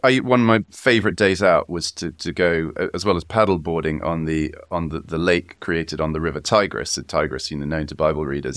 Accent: South Wiltshire, South West England, United Kingdom; also born or lived in Kurdistan; now in Oxford, United Kingdom; I grew up in South Wiltshire

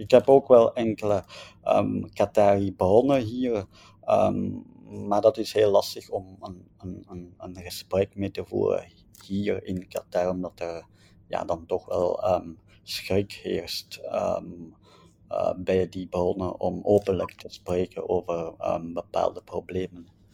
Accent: Belgium; wij als Belgen of als West-Europeanen

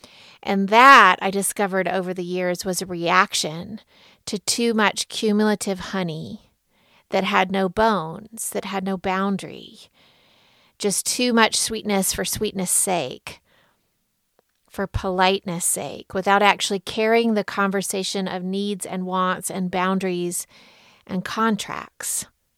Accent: Deep South, United States; Growing up in the Deep South as I did, mostly I was taught to lead with honey, to be sweet, be good, don't make a stir, smooth it over

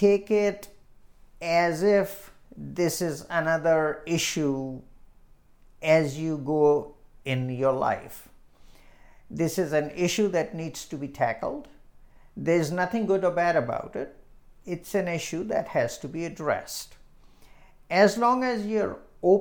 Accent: India; now in Illinois, United States; When I was growing up in India

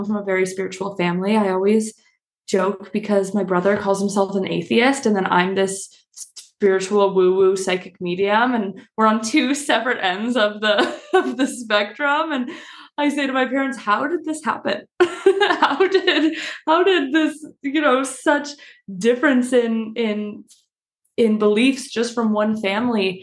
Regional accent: Canada; moved away; I'm traveling in Canada and visiting my family right now

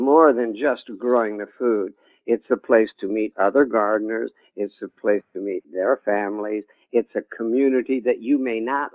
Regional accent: United States; I'm American

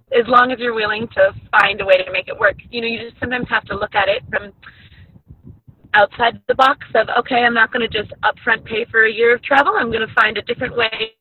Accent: Minnesota, United States; I'll be headed back to Minnesota to do some more trips in my home state

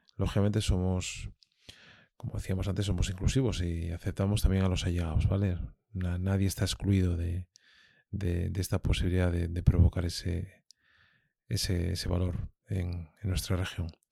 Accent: Asturias, Spain; los que hemos nacido y desarrollado nuestra actividad en, en Asturias

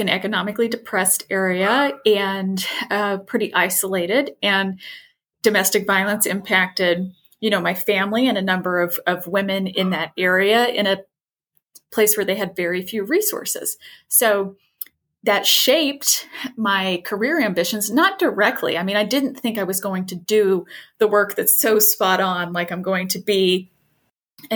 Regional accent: rural southwestern Indiana, United States; moved away; I am from rural Indiana. So like middle of nowhere in Indiana, southwestern portion, lots of cornfields.

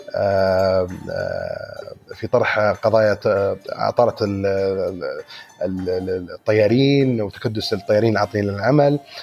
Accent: Saudi Arabia; عندنا في السعوديه

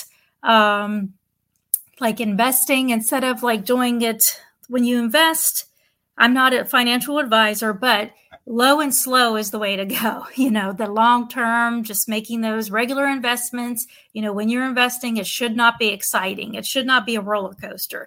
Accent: Pennsylvania, United States; moved away as an adult; also born or lived in Pittsburgh, Pennsylvania / Ohio / Nashville, Tennessee; now in Southwest Florida, United States; I'm from Pennsylvania originally. I was born and raised there.

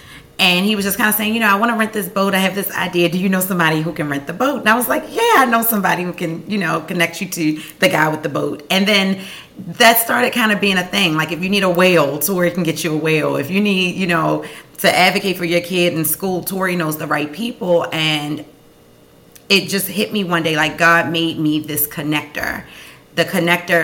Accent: Baltimore, Maryland, United States; born and raised in West Baltimore

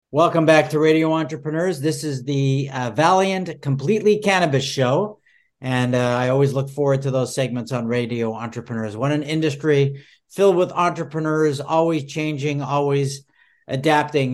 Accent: Montreal, Quebec, Canada; now in United States; I grew up in Montreal, and, uh, you know, Montreal was a hashy city. I never saw a pot until I moved to the United States.

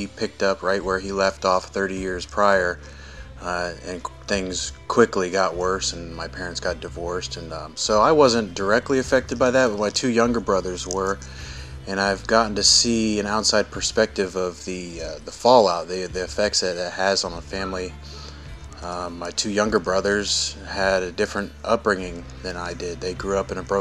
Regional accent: Columbus, United States; I was born and raised here in Columbus, in the middle of five children

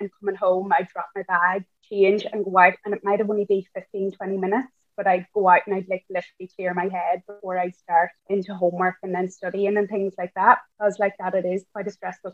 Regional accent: Donegal, Ulster, Ireland; also born or lived in Dublin; I'm from Donegal.

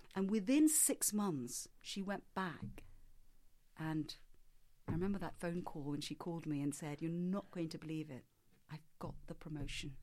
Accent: Singapore; I grew up in Singapore

